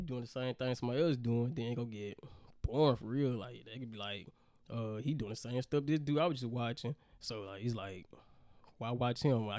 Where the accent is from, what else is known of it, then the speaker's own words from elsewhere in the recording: Montgomery, Alabama, United States; I'm from Montgomery, 334. Hey, don't know what to say about that. I'm from Montgomery, Alabama.